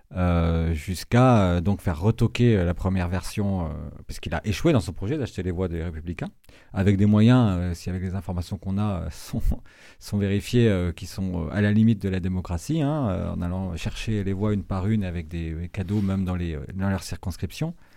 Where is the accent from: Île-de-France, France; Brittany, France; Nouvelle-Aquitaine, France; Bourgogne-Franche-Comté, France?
Brittany, France; moved away; je suis originaire de Bretagne. Euh, j'ai fait des études agricoles euh, en Bretagne